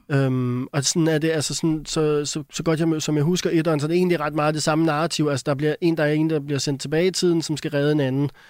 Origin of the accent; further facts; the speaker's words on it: Denmark; jeg er dansker